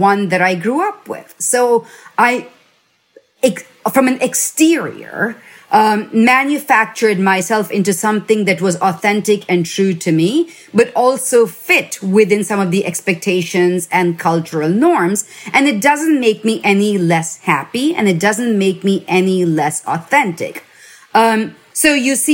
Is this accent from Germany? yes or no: no; India; now in United States; I grew up in India